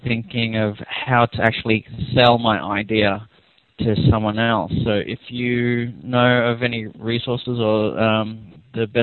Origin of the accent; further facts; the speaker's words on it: Melbourne, Victoria, Australia; now in Nagoya, Japan; I'm calling you from Nagoya, Japan. I'm actually from Australia, in Melbourne